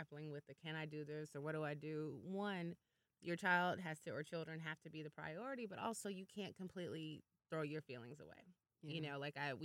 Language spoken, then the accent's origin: English; Chicago, Illinois, United States; moved away; we're both from Chicago and met out here